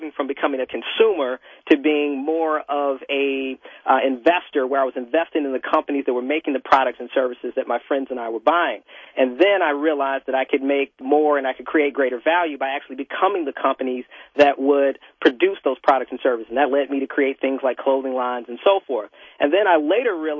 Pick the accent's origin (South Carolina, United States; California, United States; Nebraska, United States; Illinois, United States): Illinois, United States; Chicago; moved away; also born or lived in Washington, D.C. / New York / Miami / Los Angeles; I grew up in Hyde Park, not too far from the Obamas, Muhammad Ali